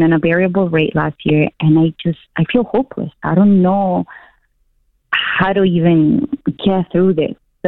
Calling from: Toronto, Ontario, Canada; moved away as an adult; I actually moved with my family and my two babies, 3 and 4, from Toronto

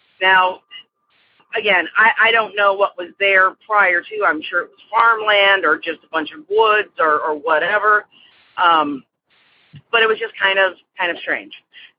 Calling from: Aurora, Illinois, United States; I'm calling from Aurora, Illinois.

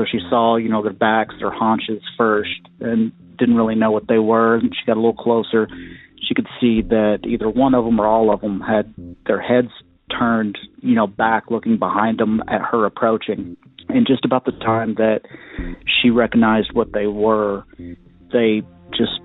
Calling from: Western Kentucky, United States; I'm calling in from Western Kentucky

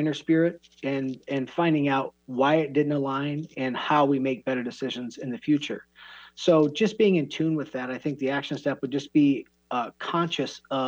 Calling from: Phoenix, Arizona, United States; I'm calling in from Phoenix, Arizona

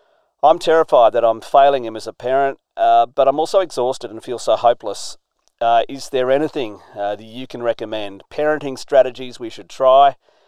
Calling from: Adelaide, South Australia, Australia; I'm phoning in from Adelaide, Australia.

